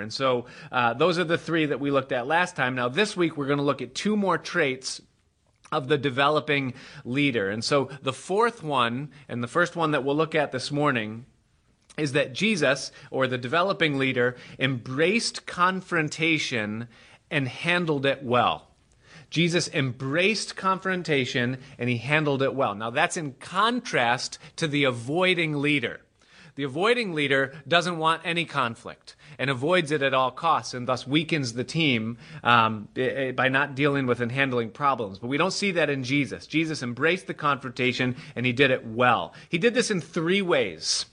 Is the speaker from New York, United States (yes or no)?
yes; Rochester, New York, United States; I grew up in Rochester, uh, by the Great Lakes, and we would get Lake Effect snow